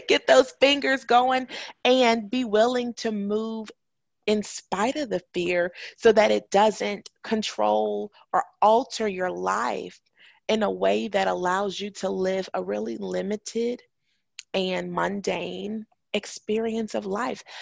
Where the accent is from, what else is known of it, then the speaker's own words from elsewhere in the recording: Chicago, Illinois, United States; moved away as an adult; also born or lived in Huntsville, Alabama; I'm from Chicago.